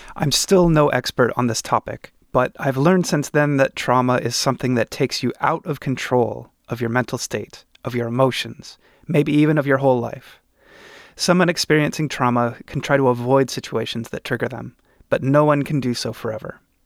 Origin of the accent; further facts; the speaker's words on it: Oregon, United States; In my home state of Oregon